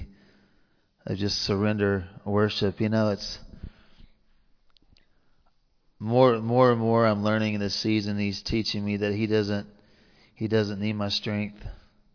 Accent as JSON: {"language": "English", "region": "the South", "country": "United States", "accent": "southern", "said": "my southern accent"}